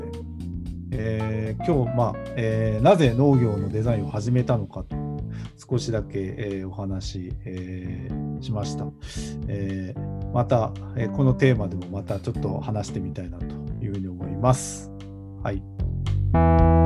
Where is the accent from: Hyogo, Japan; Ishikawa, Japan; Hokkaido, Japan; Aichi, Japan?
Hokkaido, Japan; Tokachi; 北海道十勝っていうところに僕は生まれ育って